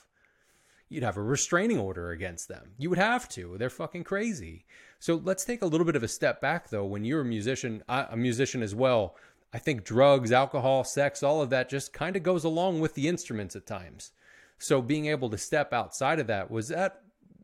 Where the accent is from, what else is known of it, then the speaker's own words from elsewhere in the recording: Philadelphia, Pennsylvania, United States; I'm from the Northeast of the US in Philadelphia